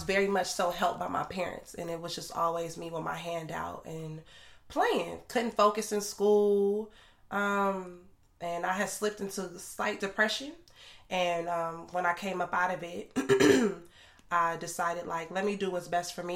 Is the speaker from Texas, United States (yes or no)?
no; Los Angeles, California, United States; moved away as an adult; now in New York, United States; I am originally from Los Angeles, California, West Coast, the best coast